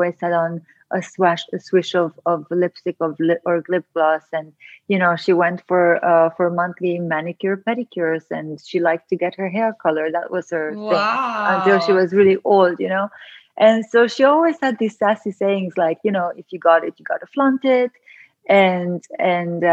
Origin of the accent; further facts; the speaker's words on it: Transylvania, Romania; moved away; where I grew up in Transylvania, Romania. And I actually grew up on a farm in a communist country